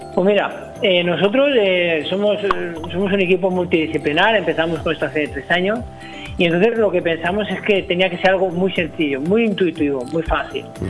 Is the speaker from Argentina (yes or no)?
no; El Campello, Valencian Community, Spain; yo no soy natural de Benidorm, soy natural de Campello, natural un pueblecito cercano